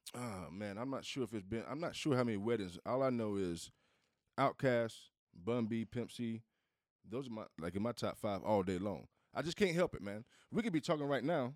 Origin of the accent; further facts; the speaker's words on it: Southeast, United States; I'm from the South. I'm from the Southeast.